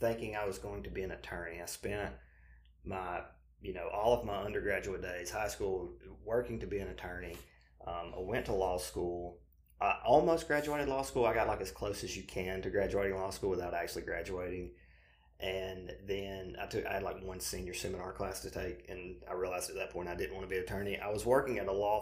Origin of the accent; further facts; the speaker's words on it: Alabama, United States; we moved back to Alabama, where we, you know, originally from, as you can obviously have already gathered, more than likely the listeners from my accent